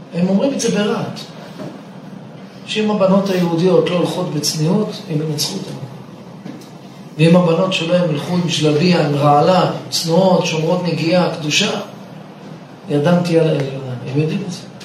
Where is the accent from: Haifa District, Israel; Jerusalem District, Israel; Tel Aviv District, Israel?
Haifa District, Israel; Caesarea; born or raised there